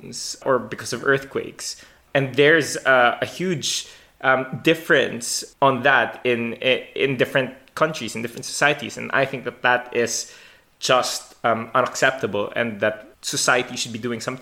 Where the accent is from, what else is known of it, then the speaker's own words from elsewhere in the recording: Philippines; I grew up in the Philippines